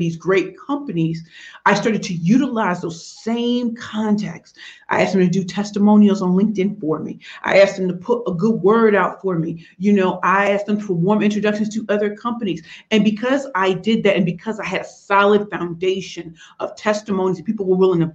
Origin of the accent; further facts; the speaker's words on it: United States; I'm American in Canada